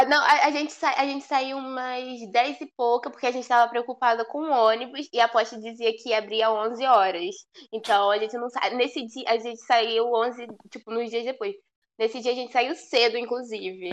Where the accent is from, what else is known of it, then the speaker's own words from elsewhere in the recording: Rio de Janeiro, Brazil; also born or lived in Portugal; now in Italy; Também sou do Rio, é nós, tudo carioca